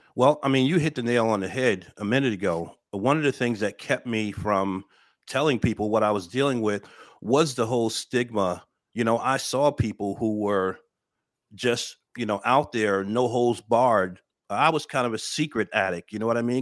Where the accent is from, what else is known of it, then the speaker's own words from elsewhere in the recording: Paterson, New Jersey, United States; moved away as an adult; I'm originally, uh, born and raised in Patterson, New Jersey